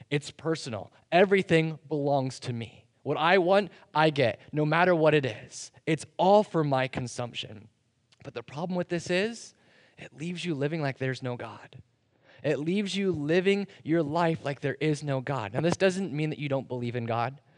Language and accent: English; United States